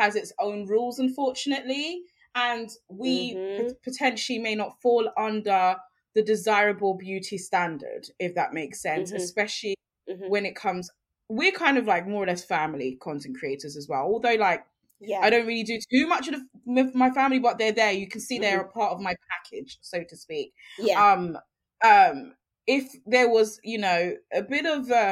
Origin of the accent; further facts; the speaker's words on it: London, United Kingdom; I grew up in London, and London is home, absolutely